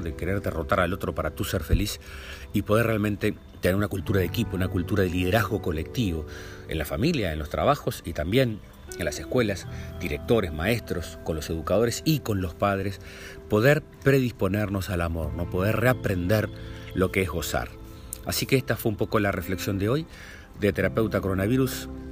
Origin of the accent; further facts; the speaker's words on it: Lascano, Rocha, Uruguay; nosotros nos criamos en Lascano, en Rocha